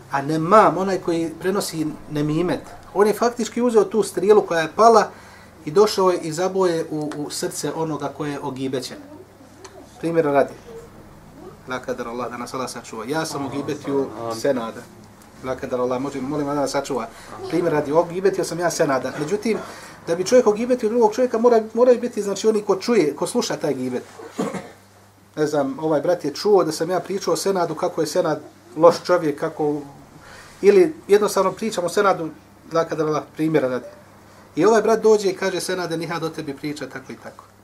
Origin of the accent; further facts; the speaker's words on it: Bosnia & Herzegovina; kod nas u Bosni